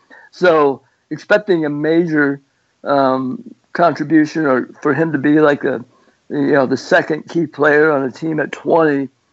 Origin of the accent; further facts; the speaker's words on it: Washington, United States; now in Indiana, United States; I'm a transplant to Indiana. I grew up out in Washington State.